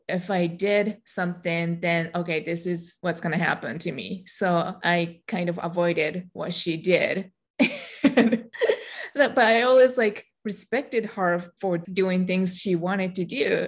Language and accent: English; Japan; first language Japanese; English is a second language; moved away as an adult; also born or lived in Michigan, United States; now in United States; I'm Japanese. I was born and raised in Japan. About half of my life, I lived there. And when I turned 21, I came to the United States